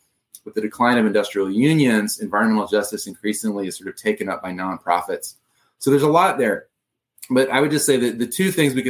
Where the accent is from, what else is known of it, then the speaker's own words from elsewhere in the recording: Seattle, Washington, United States; moved away as an adult; also born or lived in California / Detroit, Michigan; I'm not from Michigan originally. I'm from California and I grew up in Seattle. But I lived in the Midwest, mostly in the 20-teens, and I lived in Detroit from 2010 to 2016.